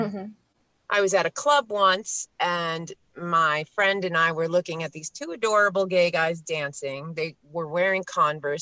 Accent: New York City, New York, United States; now in Pennsylvania, United States; I was born in Queens. Queens is now the most ethnically diverse place in the world. Which, as a Queens native, I am very proud

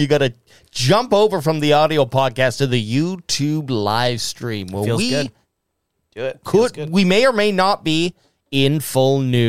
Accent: Canada; I'm Canadian

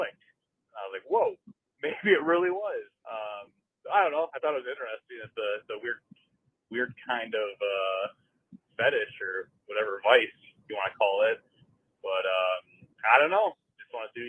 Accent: Chicago, Illinois, United States; now in Minnesota, United States; I grew up in the Chicago area

